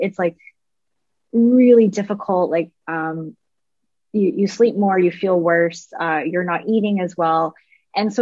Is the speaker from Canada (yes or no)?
yes; Canada; moved away as an adult; now in United States; I'm a Canadian lady.